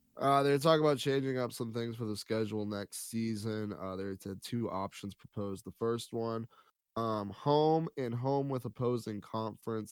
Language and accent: English; near Worcester, Massachusetts, United States; Worcester, Massachusetts, very close to my hometown